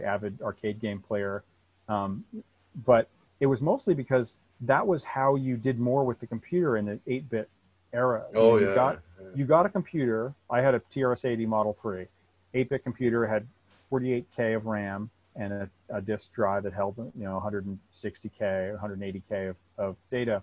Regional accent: Vermont, United States; I grew up in Vermont on a dirt road, you know, miles from town

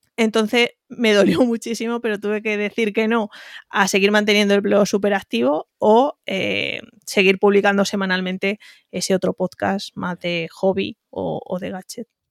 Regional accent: Spain; accent: un poco raro; now in Madrid, Spain; De un pueblo ya casi en Extremadura, casi en Córdoba, casi Badajoz, casi Córdoba, por eso tengo este acento un poco raro, pero vivo en Madrid hace prácticamente 14

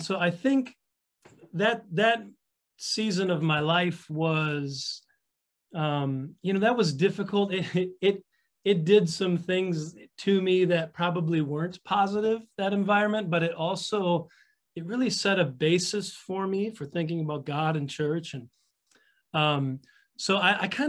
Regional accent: Wisconsin, United States; also born or lived in Rockford, Illinois; born of a certain amount of dysfunction, divorce and separation and moving. And so I've moved around a bit between Illinois and Wisconsin

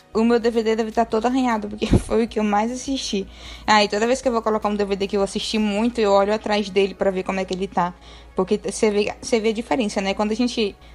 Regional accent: a town near Salvador, Bahia, Brazil; moved away; Lá na minha cidade não tinha cinema, só tinha cinema em Salvador

